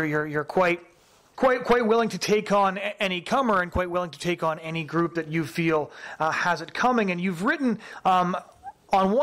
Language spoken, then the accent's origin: English; Canada; a Canadian pro-life activist